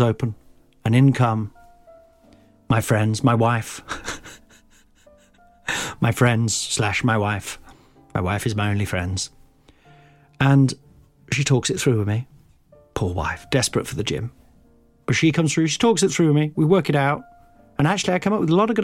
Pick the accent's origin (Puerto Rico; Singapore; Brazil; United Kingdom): United Kingdom; Midlands; growing up in the Midlands